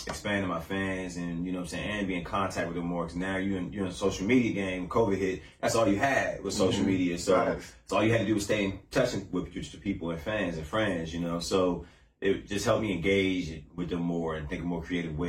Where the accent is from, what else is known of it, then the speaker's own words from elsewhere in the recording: Landover, Maryland, United States; moved away as an adult; now in North Carolina, United States; I'm originally from DMV, Landover, Maryland. I've been down here in North Carolina going on like 8 years now